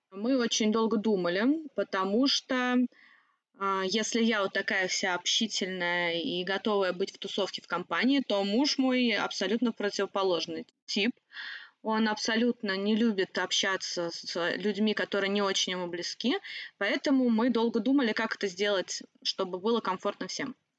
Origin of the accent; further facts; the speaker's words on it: the Volga, Saratov Oblast, Russia; moved away; сама я с Волги, Саратовской области